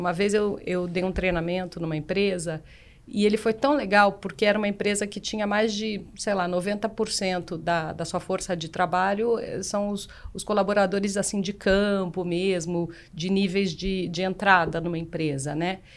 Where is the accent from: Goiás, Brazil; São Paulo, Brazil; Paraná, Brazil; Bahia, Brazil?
Paraná, Brazil; eu sou paranaense